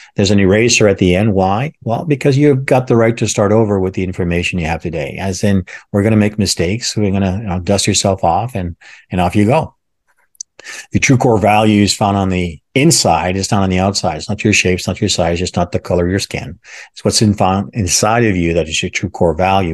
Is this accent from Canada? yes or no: yes; Canada; when I was growing up in Canada